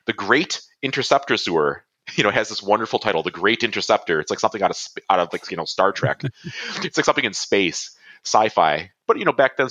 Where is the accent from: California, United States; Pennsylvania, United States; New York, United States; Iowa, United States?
New York, United States; Buffalo; my hometown, from Buffalo